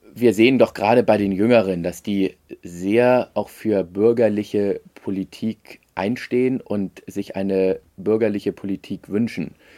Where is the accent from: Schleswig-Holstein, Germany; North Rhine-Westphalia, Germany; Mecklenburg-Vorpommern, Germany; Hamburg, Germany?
Hamburg, Germany; als Hamburger